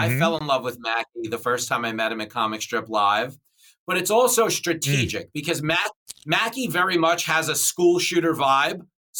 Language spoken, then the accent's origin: English; Levittown, New York, United States; So I grew up on Long Island in Levittown, New York, Nassau County.